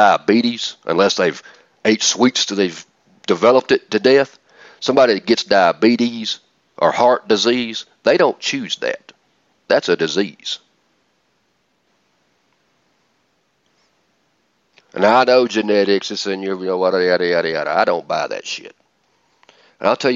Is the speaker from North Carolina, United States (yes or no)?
no; Atlanta, Georgia, United States; I'm from Atlanta